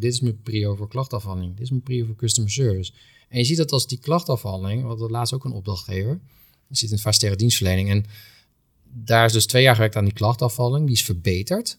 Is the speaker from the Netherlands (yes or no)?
yes; Doesburg, Gelderland, Netherlands; moved away as an adult; now in Rotterdam, Netherlands; mijn klantreis is begonnen in Doesburg, want daar ben ik geboren. Mhm. En ehm, opgegroeid in, in Doesburg